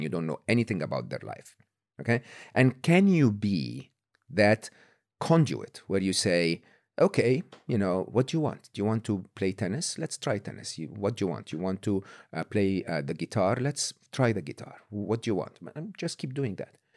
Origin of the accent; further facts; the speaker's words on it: Egypt; moved away; I'm Egyptian, born and raised in Egypt, public school, public university in Egypt